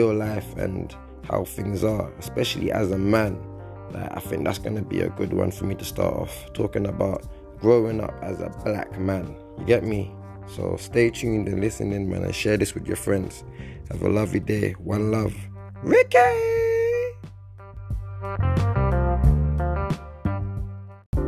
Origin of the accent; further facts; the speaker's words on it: London, United Kingdom; I grew up on a council estate in West London, started off in Northwest London in the United Kingdom.